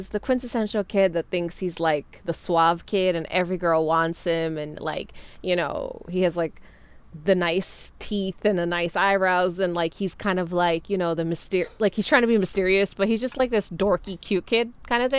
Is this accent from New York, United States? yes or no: yes; New York City, New York, United States; a fellow kid that grew up in Queens